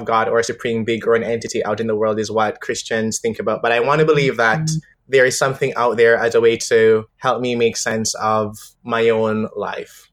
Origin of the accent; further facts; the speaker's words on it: Jamaica; moved away; growing up in Jamaica is one of those things where religion is so embedded in the culture